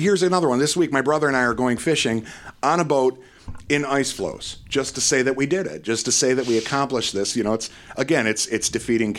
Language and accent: English; Detroit, Michigan, United States; I grew up in Metro Detroit